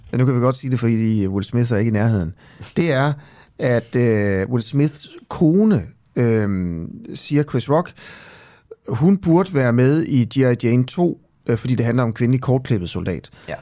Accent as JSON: {"language": "Danish", "town": "Horsens", "region": "Central Denmark Region", "country": "Denmark", "said": "jeg er jo fra Horsens"}